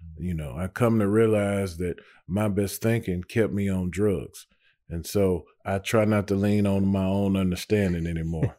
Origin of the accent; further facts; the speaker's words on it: Nashville, Tennessee, United States; also born or lived in Antioch, Nashville; I was born and raised in Nashville. I grew up, for the most part, uh, in the Melrose area.